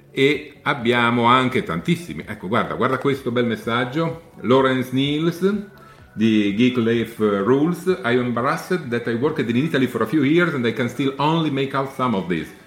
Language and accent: Italian; Austria; Italian is a second language; ciao, non sono americano-italiano, ma sono austriaco.